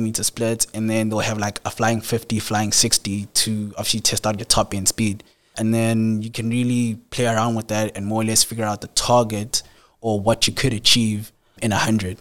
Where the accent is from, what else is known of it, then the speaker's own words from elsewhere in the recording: Ladysmith, KwaZulu-Natal, South Africa; I'm basically from Ladysmith, so I went to school, Wyman Primary School, like a local school there.